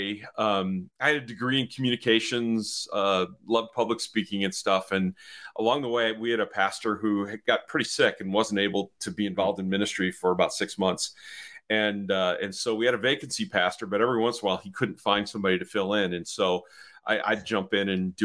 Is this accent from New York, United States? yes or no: no; Chicago, Illinois, United States; I grew up here in the Chicago area